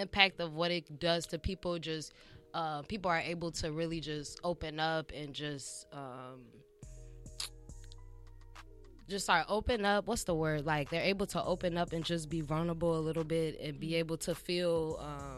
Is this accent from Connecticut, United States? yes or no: no; Chicago, Illinois, United States; now in Los Angeles, United States; I'm from Chicago.